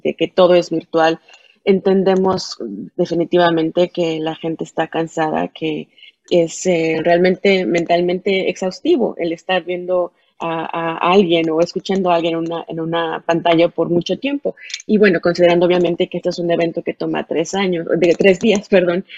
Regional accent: Mexico; hay mucha, mucha gente que somos de México, de Latinoamérica

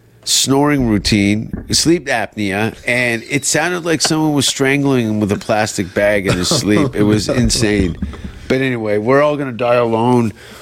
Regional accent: Canada; accent: Canadian; They hear my accent, they think I've been in a motorcycle accident. Like, the Canadian accent doesn't really fly that well.

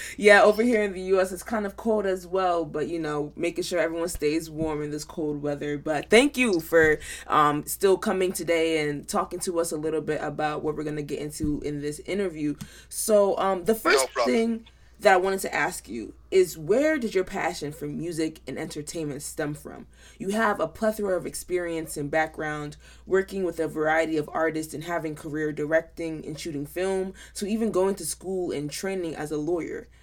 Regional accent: United States; as a Nigerian American and as a part of the younger generation of Africans

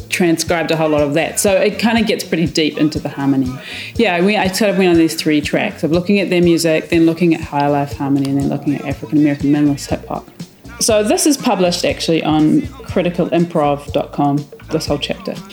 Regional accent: London, United Kingdom; born there; my mum is from New Zealand, hence my accent. I was born in London, so I'm a bit of a globetrotter.

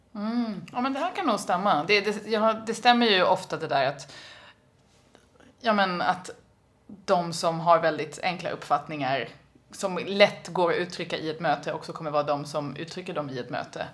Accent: Sweden; jag kommer från Sverige

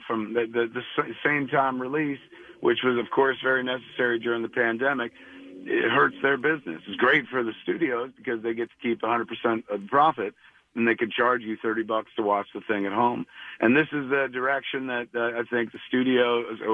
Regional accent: Highlands, United States; now in Los Angeles, United States; I come to Highlands, my hometown, parking in front of my old home, 21 Jackson Street, and then I go replicating the walk that I used to take to high school

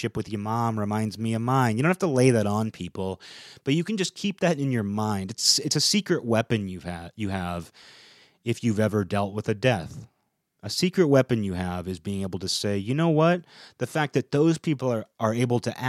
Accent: United States; my own existence is just my little corner of America

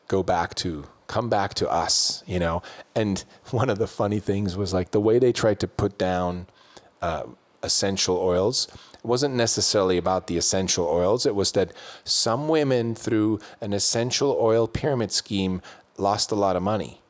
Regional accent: Switzerland; when I was growing up in Switzerland

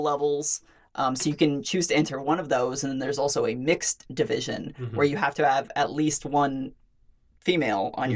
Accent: Fresno, California, United States; I'm from Fresno

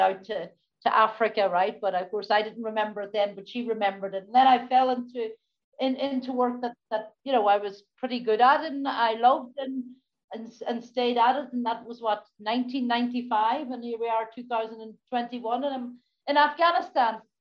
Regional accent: Donegal, Ulster, Ireland; as a, youngster growing up in Donegal

